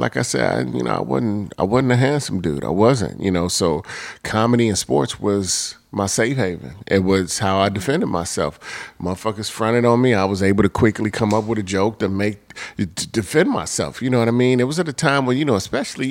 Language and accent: English; Chicago, Illinois, United States; growing up in Chicago.